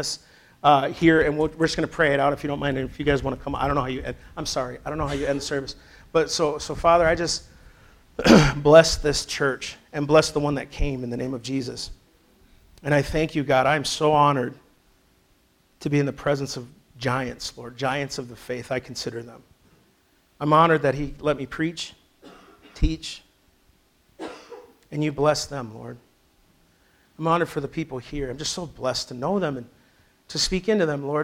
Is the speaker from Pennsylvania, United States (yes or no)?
no; Sleepy Eye, Minnesota, United States; moved away; I grew up in Sleepy Eye, Minnesota, Little House on the Prairie.